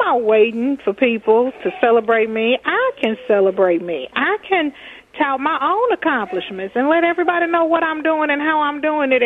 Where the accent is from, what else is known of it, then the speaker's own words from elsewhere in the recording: Texas, United States; now in Minnesota, United States; I'm from Texas.